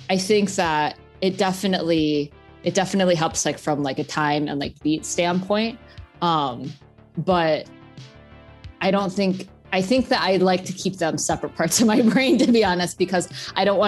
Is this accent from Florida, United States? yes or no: no; Bloomington, Minnesota, United States; moved away as an adult; now in San Diego, United States; I grew up in Bloomington, Minnesota, which is just a suburb outside of Minneapolis